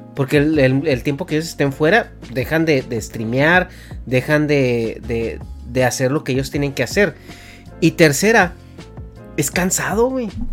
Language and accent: Spanish; Mexico; como mexicano